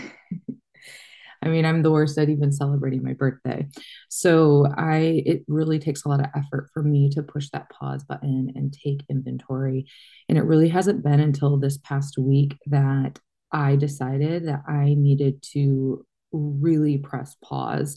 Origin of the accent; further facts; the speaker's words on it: Michigan, United States; moved away; I grew up in Michigan